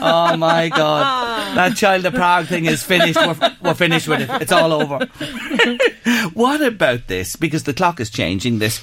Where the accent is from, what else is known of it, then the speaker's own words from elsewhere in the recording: Newgrange area, Leinster, Ireland; you're a local like myself, Newgrange